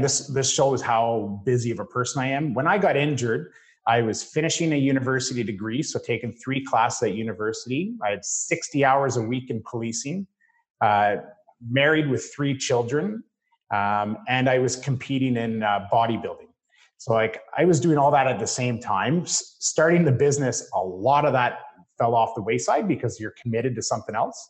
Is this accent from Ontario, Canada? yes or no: yes; Parry Sound, Muskoka area, Ontario, Canada; the Parry Sound, Muskoka area, I grew up there